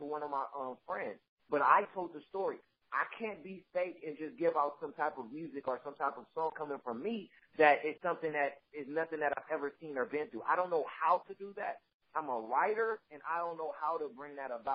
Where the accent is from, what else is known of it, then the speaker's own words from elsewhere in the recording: Los Angeles, California, United States; I'm from South Central